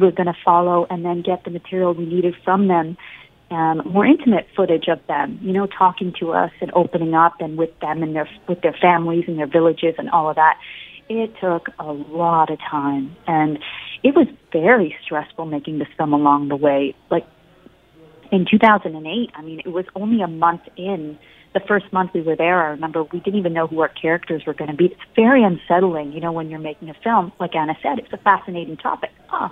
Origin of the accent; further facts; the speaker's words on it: Canada; I'm born and raised in Canada, so my Hindi is not very good.